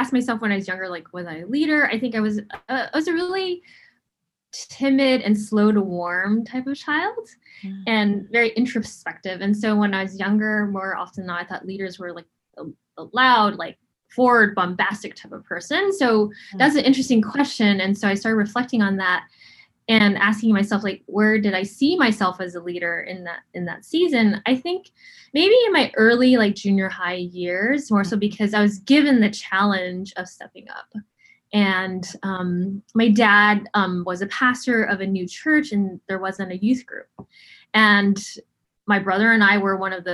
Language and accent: English; Honolulu, Hawaii, United States; I grew up in the really tough place of Honolulu, Hawaii.